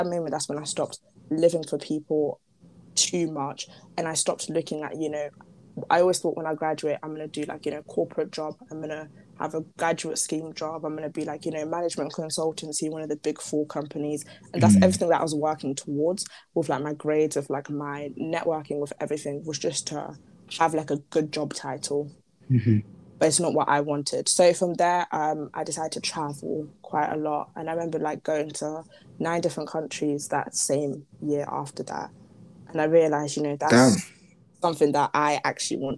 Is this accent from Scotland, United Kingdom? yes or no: no; Merseyside, North West England, United Kingdom; moved away; also born or lived in Zimbabwe; Liverpool, Merseyside is where I grew up.